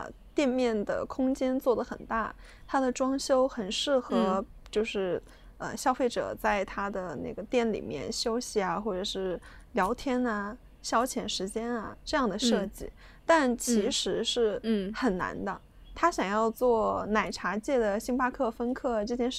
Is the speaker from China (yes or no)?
yes; China; 在我们中国人眼里